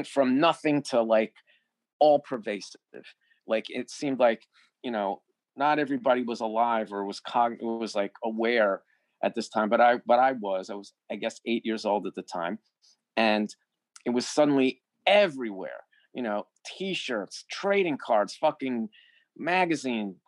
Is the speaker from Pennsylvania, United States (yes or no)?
no; New York City, New York, United States; I was born in 1969 in Greenwich Village